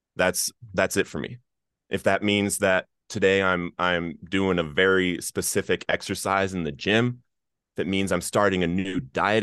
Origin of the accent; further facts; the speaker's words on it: Littleton, Colorado, United States; I grew up in Littleton, Colorado